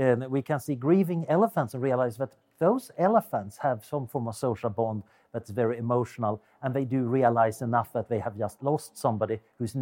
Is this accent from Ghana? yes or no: no; Sweden; accent: Swedish; English is a second language; now in Oxford, United Kingdom; as you can hear from my accent, I'm originally Swedish